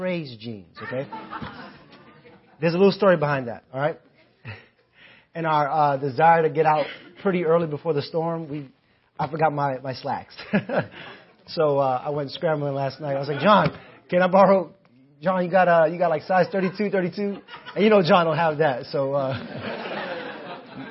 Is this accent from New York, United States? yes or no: yes; New York City, New York, United States; my time growing up in the Bronx